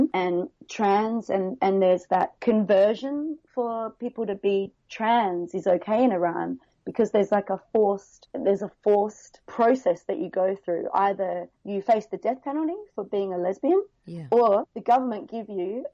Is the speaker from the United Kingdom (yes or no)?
no; Adelaide, South Australia, Australia; moved away as an adult; now in Hong Kong; I'm from Adelaide originally, but 14 years in Hong Kong.